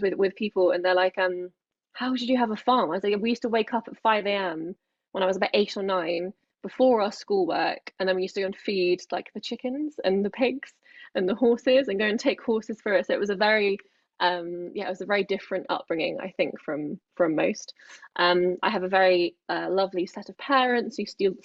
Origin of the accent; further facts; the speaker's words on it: England, United Kingdom; Come from a Greek family, so I've got this kind of really lovely bit of family that it's always very family orientated. But obviously I'm very English, as you can hear